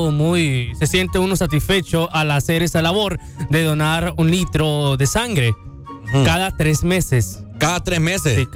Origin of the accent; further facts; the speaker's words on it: La Lima, Cortés, Honduras; yo soy oriundo de la Lima